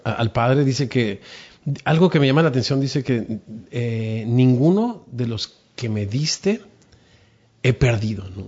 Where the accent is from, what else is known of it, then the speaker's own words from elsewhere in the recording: Mexico; como decimos en México